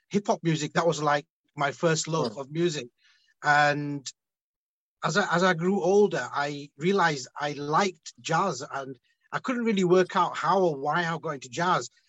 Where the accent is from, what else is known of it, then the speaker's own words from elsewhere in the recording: Bristol, South West England, United Kingdom; growing up in Bristol, you're uh, blessed